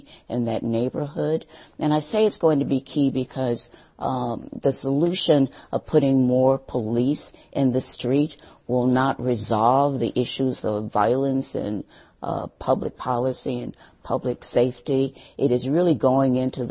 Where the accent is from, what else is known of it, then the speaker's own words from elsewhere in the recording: St. Louis, Missouri, United States; moved away as an adult; now in Madison, United States; I'm from St. Louis, Missouri